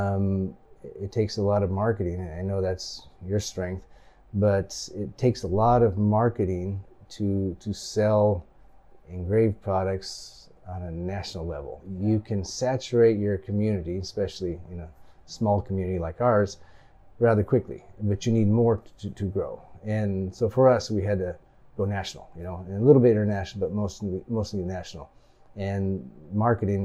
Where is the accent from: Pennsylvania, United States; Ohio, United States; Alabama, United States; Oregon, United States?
Oregon, United States; Grants Pass; also born or lived in Japan / Salem, Oregon; I like Grants Pass. It's my hometown